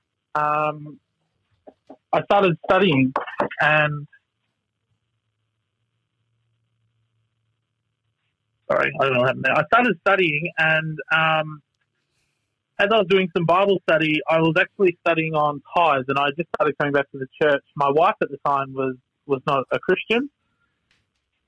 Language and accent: English; Victoria, Australia; moved away; I'm originally from Victoria